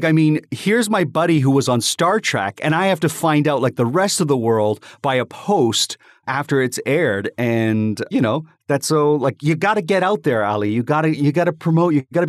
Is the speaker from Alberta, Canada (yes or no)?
no; Toronto, Ontario, Canada; Well, I was born in Toronto.